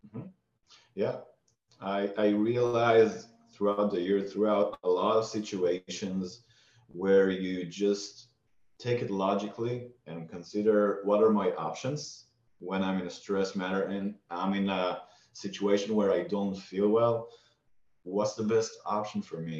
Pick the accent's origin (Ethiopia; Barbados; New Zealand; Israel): Israel; I grew up in Israel